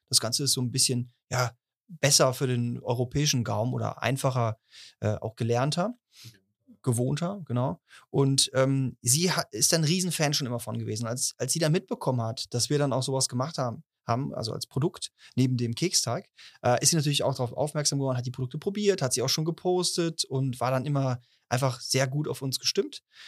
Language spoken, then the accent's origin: German; Cologne, North Rhine-Westphalia, Germany; als Kölner